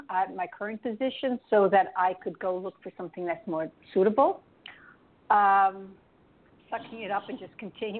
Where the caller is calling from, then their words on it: New York, United States; I'm calling from New York.